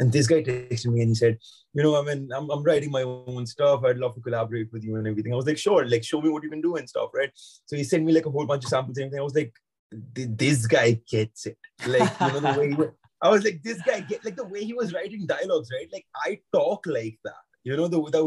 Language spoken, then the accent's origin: English; India; now in London, United Kingdom; So I'm from India, but I'm in London at the moment